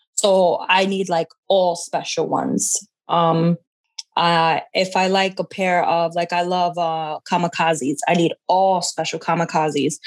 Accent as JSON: {"language": "English", "region": "New York", "country": "United States", "tie": "born or raised there", "said": "growing up in New York"}